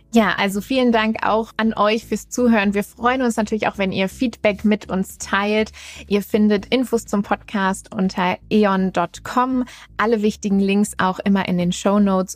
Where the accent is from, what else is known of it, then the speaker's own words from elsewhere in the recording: Germany; in unserem ja, sehr autogeprägten Land